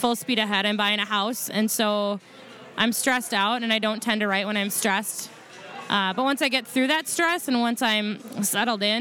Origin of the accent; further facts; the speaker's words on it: Maple Lake, Minnesota, United States; Here, Minnesota. I was born and raised out in Maple Lake, which is a little tiny town, like 60-ish miles west of the city